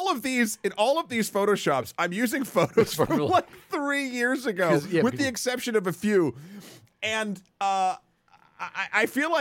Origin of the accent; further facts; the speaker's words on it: Pakistan; now in United States; growing up in Pakistan, basketball was never really the sport that we kids enjoyed, nor we knew it existed to a certain extent. It was just cricket, and even after immigrating to the U.S.